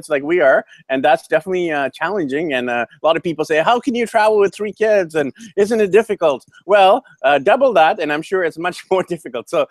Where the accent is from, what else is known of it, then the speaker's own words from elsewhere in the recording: Vancouver, British Columbia, Canada; moved away as an adult; now in Guyana; I'm from Vancouver, BC, Canada.